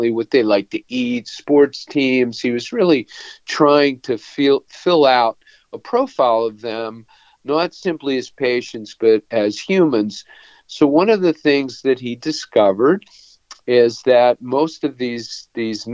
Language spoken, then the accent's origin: English; Pittsburgh, Pennsylvania, United States; moved away as an adult; now in North Carolina, United States; I grew up in Pittsburgh.